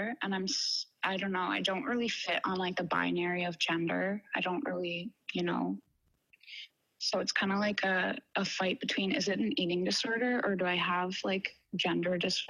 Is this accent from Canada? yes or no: yes; Renfrew, Ontario, Canada; I'm from a really small town outside of Ottawa.